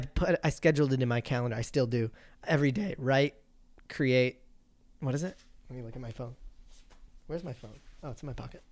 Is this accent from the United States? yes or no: no; Qualicum Beach, British Columbia, Canada; my childhood growing up in Qualicum